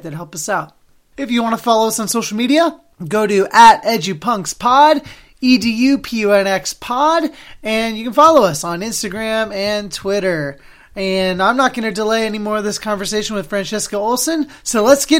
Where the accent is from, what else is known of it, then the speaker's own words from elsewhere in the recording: Oregon, United States; now in Boston, United States; I'm from Oregon